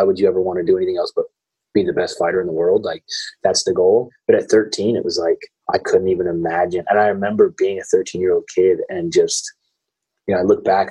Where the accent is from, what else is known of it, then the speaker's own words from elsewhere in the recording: Sacramento, California, United States; also born or lived in Federal Way, Washington; I've grown up in the Sacramento area